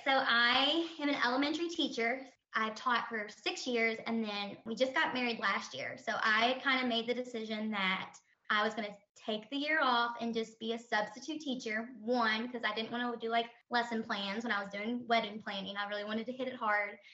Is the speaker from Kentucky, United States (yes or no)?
yes; Kentucky, United States; also born or lived in Louisville, Kentucky; we live in Louisville, Kentucky, but that could always change. But we're both from Kentucky